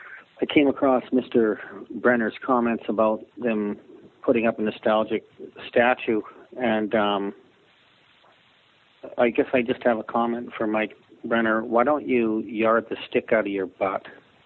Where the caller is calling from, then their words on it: Canada; Hi, I'm phoning from Canada.